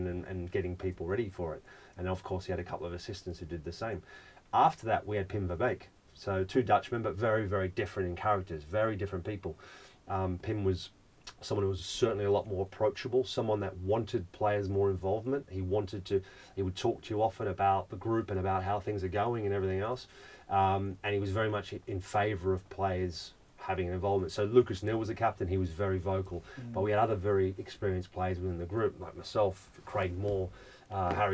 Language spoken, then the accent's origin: English; Australia; Growing up in Australia, it's first and foremost, you come out and it's not about what school you're going to, it's what sport you're going to play